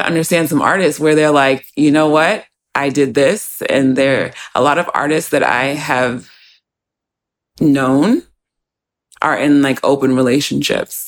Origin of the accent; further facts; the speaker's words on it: United States; also born or lived in New York; growing up in the States